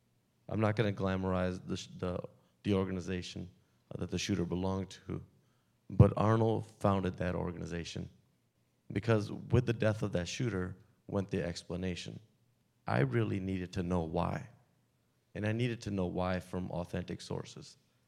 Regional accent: India; now in United States; just being American and being from India and being sick, sometimes we self-segregate ourselves into those that we feel comfortable around, those that speak our same language, look like us, talk like us, walk like us.

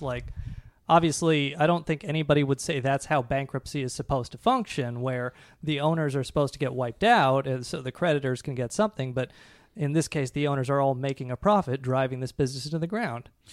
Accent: Seattle, Washington, United States; when I was a kid growing up in Seattle

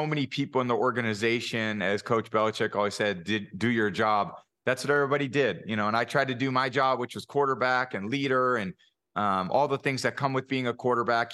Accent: Bay Area, California, United States; I grew up in the Bay Area

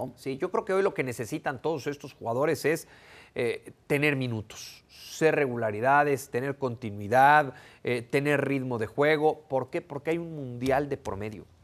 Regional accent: Mexico; nosotros como mexicanos

